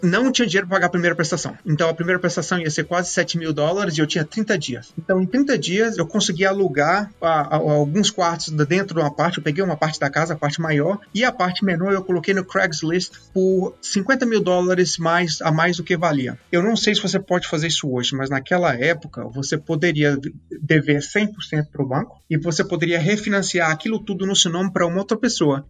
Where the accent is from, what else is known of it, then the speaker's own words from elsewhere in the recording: Goiânia, Goiás, Brazil; eu nasci em Goiânia, uh, sou goiano, eu estudei mecânica industrial na, na escola técnica